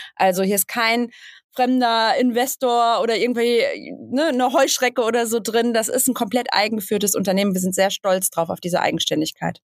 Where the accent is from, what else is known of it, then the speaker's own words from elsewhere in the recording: Bottrop, North Rhine-Westphalia, Germany; now in Hamburg, Germany; ich komme ursprünglich aus dem Ruhrgebiet, aus Bottrop und ähm, bin vor vielen Jahren nach Hamburg gezogen und wohne jetzt in Hamburg, in Ottensen